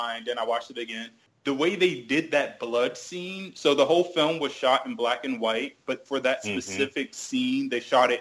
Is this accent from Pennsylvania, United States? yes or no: no; New Jersey, United States; also born or lived in New York; now in Washington, D.C., United States; I was born in New Jersey. I grew up for a brief period in New York, and I live in Washington, D.C.